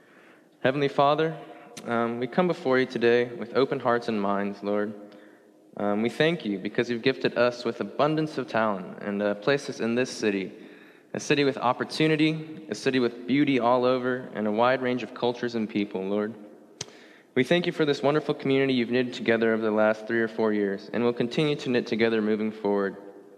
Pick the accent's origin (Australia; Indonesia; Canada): Indonesia; also born or lived in Singapore; So I was born in Singapore until I was about 7 or 8. Then I moved to the country of Indonesia.